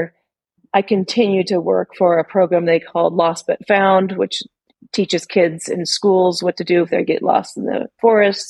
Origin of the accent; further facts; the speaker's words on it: Sierra Nevada, Northern California mountains, United States; moved away; also born or lived in Oregon; where I grew up in the Northern California mountains, Sierra Nevada